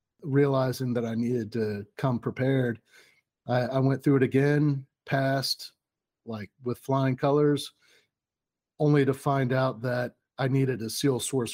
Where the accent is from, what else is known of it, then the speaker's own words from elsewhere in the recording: Orlando, Florida, United States; also born or lived in Columbus; I was born in the Navy Hospital in Orlando, Florida.